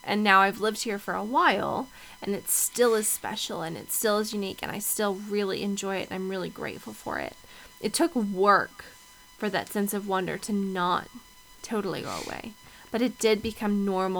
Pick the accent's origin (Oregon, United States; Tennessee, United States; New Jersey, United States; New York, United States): Oregon, United States; Southern; But for me, growing up in Southern Oregon